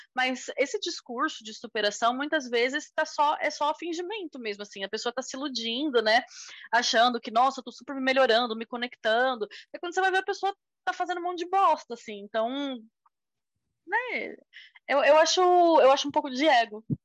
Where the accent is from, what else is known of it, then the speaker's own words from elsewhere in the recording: Brazil; a gente, como brasileiro